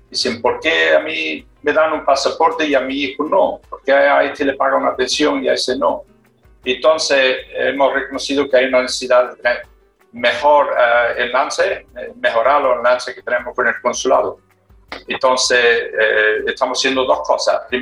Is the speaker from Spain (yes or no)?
no; Australia; somos eh, ciudadanos españoles, porque mantenemos la nacionalidad, tenemos todos los derechos de, de España, pero no hemos criado en Australia. Entonces, inglés para nosotros no es la primera lengua, porque la primera